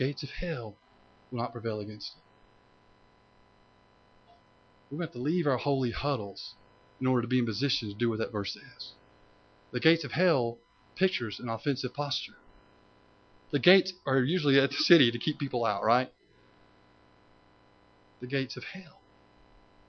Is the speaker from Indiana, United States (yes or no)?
no; Tennessee, United States; when I was growing up in Tennessee